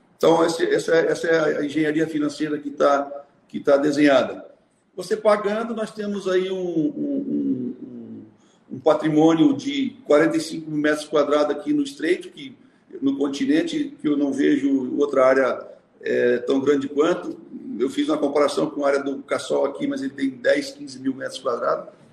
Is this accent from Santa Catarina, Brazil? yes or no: yes; Bom Retiro, Santa Catarina, Brazil; also born or lived in São Paulo; now in Florianópolis, Brazil; nascido em Bom Retiro, aqui no, na Serra Catarinense, né? tenho muito orgulho da região que eu nasci. É, vim para Florianópolis em 1974